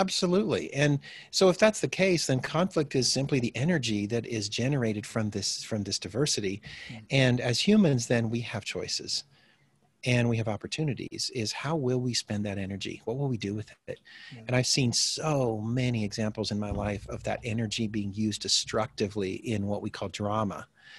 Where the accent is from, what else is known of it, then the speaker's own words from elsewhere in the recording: DR Congo; also born or lived in Midwest, United States / Botswana; Well, I'm originally from the Midwest, United States here. My parents were farming families, but they decided to become missionaries in Africa, starting in the early 70s, or late 60s, early 70s. And so I spent my early childhood in Zaire, which is now the Democratic Republic of Congo.